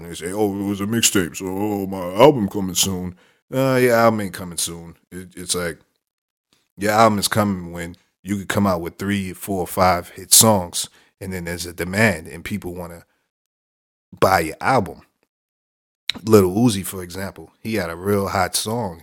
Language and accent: English; New York City, New York, United States; my hometown, Brooklyn